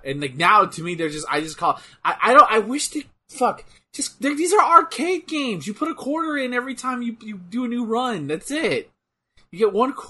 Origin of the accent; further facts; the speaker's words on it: Texas, United States; I'm from Texas.